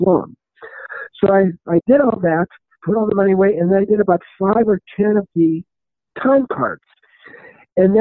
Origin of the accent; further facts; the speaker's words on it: Los Angeles, California, United States; moved away as an adult; also born or lived in Arizona / Las Vegas, Nevada; I grew up in Los Angeles, California